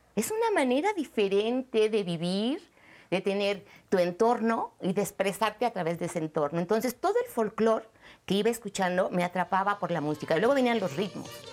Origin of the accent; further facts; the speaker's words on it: Mexico; me ha formado como mexicana, como mujer, como mamá